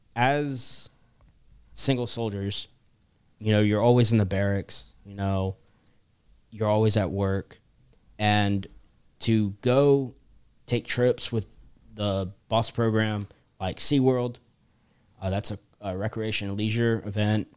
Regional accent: Charleston, South Carolina, United States; I'm from Charleston, South Carolina

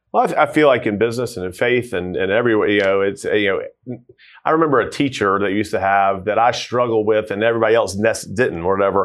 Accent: Tucker, Georgia, United States; born and raised in Tucker, uh, Tucker Lilburn area.

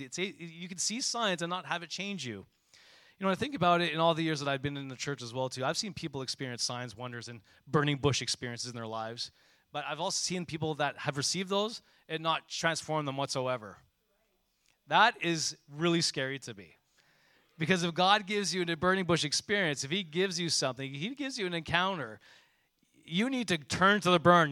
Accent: Montreal, Quebec, Canada; When I grew up in Montreal, you know, I took public transportation probably from grade three or four off to my school

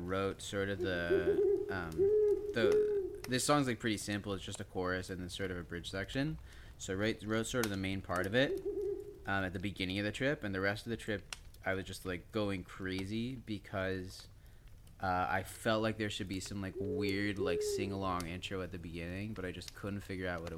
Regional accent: Toronto, Ontario, Canada; I grew up in Toronto

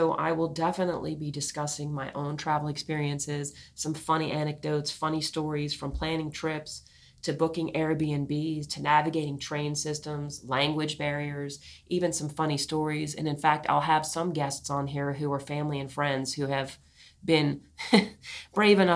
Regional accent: New Orleans, Louisiana, United States; I come from New Orleans, Louisiana, a very culturally blended place.

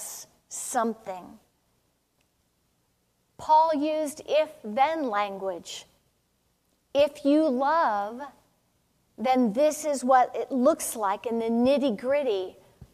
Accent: California, United States; I grew up in California

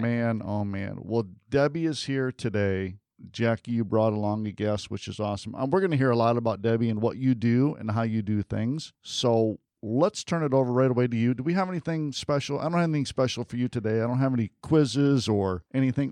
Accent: Midwest, United States; moved away; I grew up in the Midwest

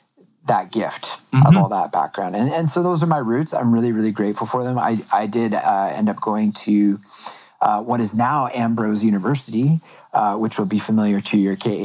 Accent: Chilliwack, British Columbia, Canada; born or raised there; also born or lived in Ontario / Alberta; now in British Columbia, Canada

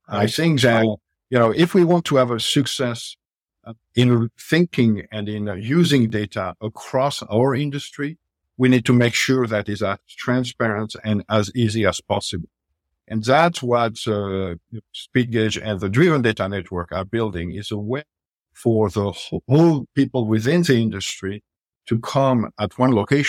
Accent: Paris, Île-de-France, France; English is a second language; moved away as an adult; now in United States; I came from Paris. I always thought that after, you know, over 20 years in the U.S., I will not have an accent, but clearly this is not the case.

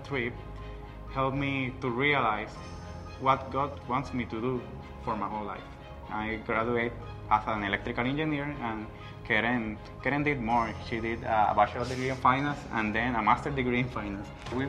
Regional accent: Puerto Rico; moved away as an adult; now in Punta Cana, Dominican Republic; we are from Puerto Rico, and we are missionaries in the Dominican Republic in Punta Cana.

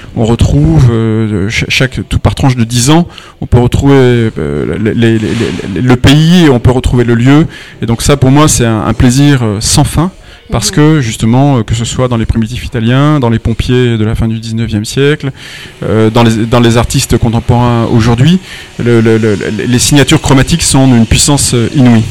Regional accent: Nîmes-Uzès area, Gard, Occitania, France; je viens de, la région de Nîmes-Uzès. Donc je suis un, un, gardois du soleil

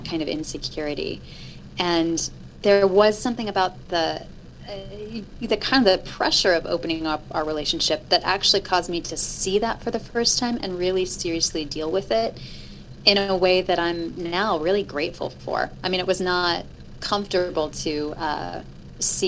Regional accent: Illinois, United States; moved away; I'm originally from Illinois

